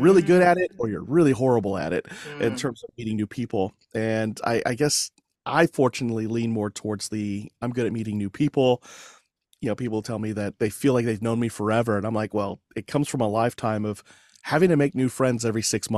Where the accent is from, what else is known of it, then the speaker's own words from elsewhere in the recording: Fort Sill, Oklahoma, United States; born there; My dad was in the Army, military policeman, and I was born in Fort Sill, Oklahoma.